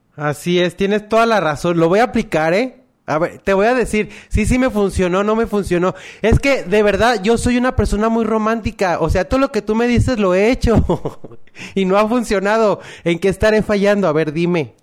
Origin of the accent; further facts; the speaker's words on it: Mexico; Así somos los mexicanos